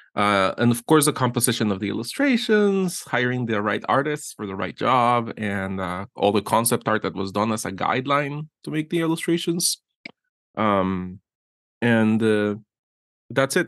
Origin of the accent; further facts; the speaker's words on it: Guatemala; moved away as an adult; I was born in Guatemala and I grew up there for thirty years